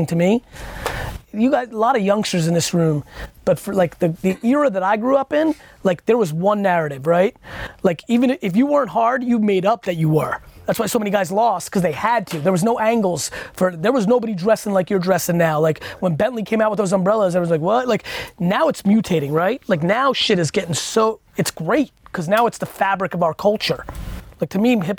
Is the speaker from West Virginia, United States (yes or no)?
no; Edison, New Jersey, United States; I grew up in Edison, New Jersey, good mixed culture